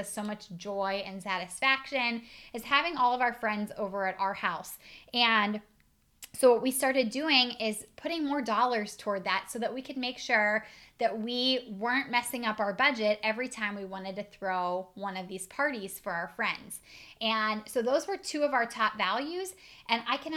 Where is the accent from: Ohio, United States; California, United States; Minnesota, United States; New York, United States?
Ohio, United States; Northeast; I'm from Northeast Ohio.